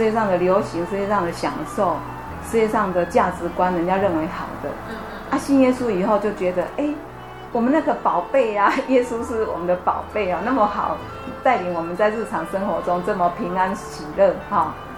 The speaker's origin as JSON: {"language": "Chinese", "town": "Xihu", "region": "Changhua County", "country": "Taiwan", "tie": "born or raised there", "also_born_or_lived": "Taipei", "moved": "as an adult", "said": "我家乡彰化县修正"}